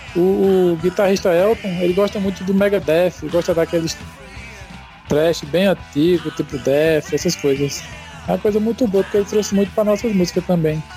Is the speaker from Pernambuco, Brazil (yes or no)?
yes; Arcoverde, Pernambuco, Brazil; a gente é do interior de Pernambuco, uma cidade chamada Arco Verde, conhecido como Portal do Sertão.